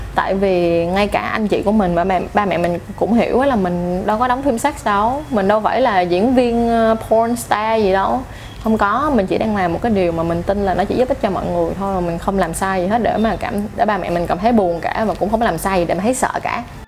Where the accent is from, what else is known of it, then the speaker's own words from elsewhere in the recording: Ho Chi Minh City, Vietnam; mình lớn lên ở Sài Gòn mình sinh ra ở Sài Gòn nói chung là mình đã dành cả một cuộc đời của mình ở Sài Gòn